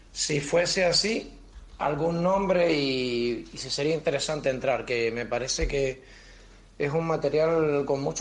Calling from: Madrid, Community of Madrid, Spain

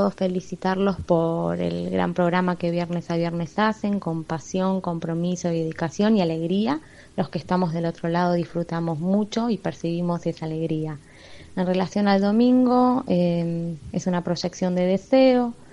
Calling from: Bernal, Buenos Aires Province, Argentina; Hola, buenas noches. Este … de Bernal.

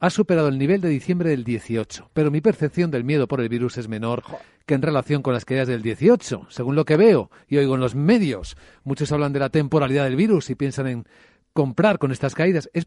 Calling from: Valencia, Valencian Community, Spain; Soy de Valencia y mi pregunta para Alberto es

